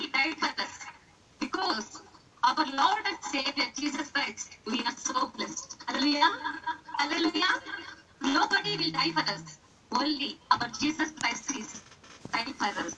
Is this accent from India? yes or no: yes; India; first language Telugu; English is a second language; from India